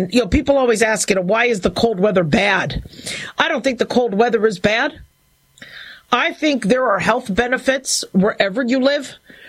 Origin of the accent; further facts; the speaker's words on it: California, United States; also born or lived in Phoenix, United States / Las Vegas, United States; growing up in Southern California, Phoenix, Arizona, Las Vegas, Nevada